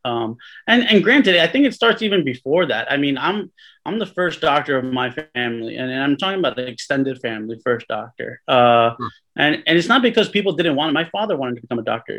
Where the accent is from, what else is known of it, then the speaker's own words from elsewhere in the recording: Cliffside Park, New Jersey, United States; also born or lived in Hudson County, New Jersey; I was born in Hudson County, raised right outside of Hudson County in Cliffside Park